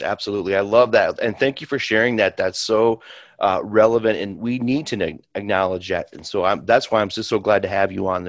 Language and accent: English; Sioux Falls, South Dakota, United States; I'm from Sioux Falls